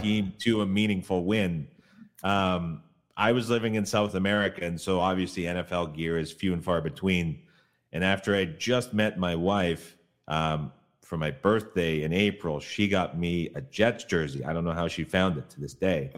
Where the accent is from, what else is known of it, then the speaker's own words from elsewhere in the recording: Canada; moved away; I grew up in Canada